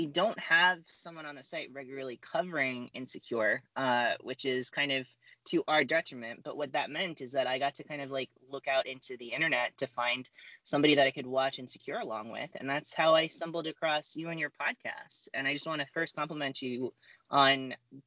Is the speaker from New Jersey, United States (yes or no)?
yes; New Jersey, United States; I'm a white boy from Jersey